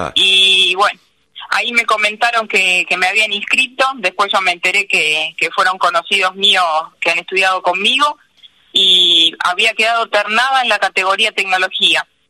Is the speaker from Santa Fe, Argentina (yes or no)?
no; Paso del Rey, Buenos Aires Province, Argentina; also born or lived in Marcos Paz; yo nací en Paso del Rey, soy hija de una familia de comerciantes